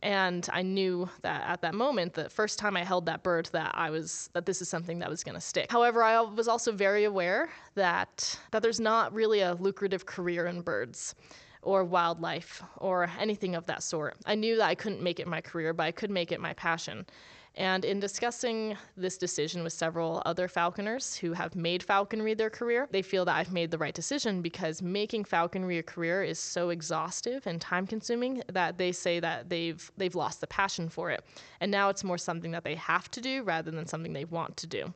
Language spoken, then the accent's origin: English; New Jersey, United States; moved away; also born or lived in Las Vegas; Growing up in New Jersey